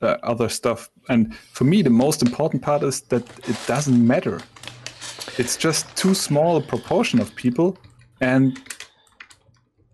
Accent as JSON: {"language": "English", "town": "Konstanz", "region": "Baden-Württemberg", "country": "Germany", "tie": "born or raised there", "second_language": "English", "moved": "yes", "said": "I grew up in Constance, and in our house there was a Turkish family"}